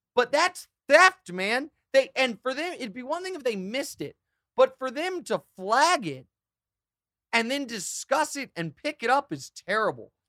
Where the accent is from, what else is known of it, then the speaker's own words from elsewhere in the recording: Kansas City, Missouri, United States; being from Kansas City